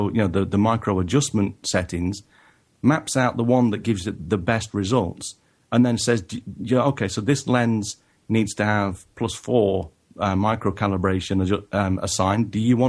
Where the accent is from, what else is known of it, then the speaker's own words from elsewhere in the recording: England, United Kingdom; even though I am originally from England.